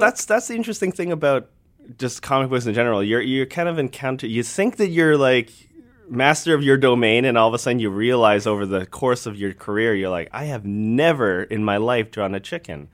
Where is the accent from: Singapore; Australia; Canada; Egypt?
Canada; Alberta; I grew up in Alberta, so Bret the Hitman Hart was, like, he was the, the man in, in where my hometown was